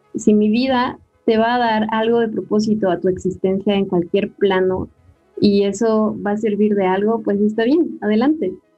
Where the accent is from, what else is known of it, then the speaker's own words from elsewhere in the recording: Mexico; como buena mexicana